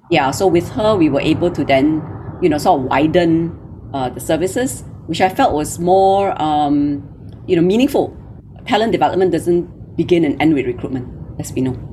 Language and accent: English; Malaysia; moved away as an adult; now in Singapore; I'm Malaysian. Uh, you know, I grew up in Malaysia